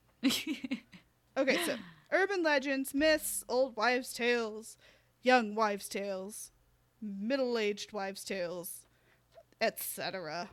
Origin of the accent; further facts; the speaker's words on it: United States; we're American